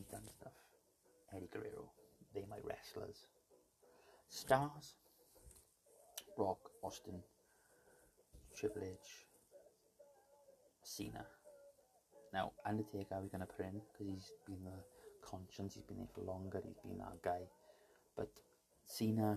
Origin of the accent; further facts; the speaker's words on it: Welsh, Wales, United Kingdom; me being Welsh.